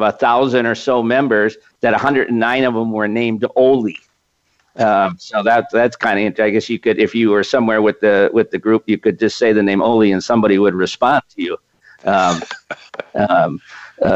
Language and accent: English; Racine, Wisconsin, United States; Racine, Wisconsin, which is actually my hometown